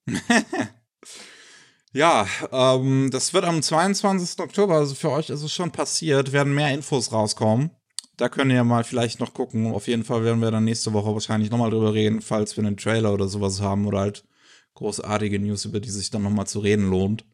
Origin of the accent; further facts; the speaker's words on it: Germany; bei uns in Deutschland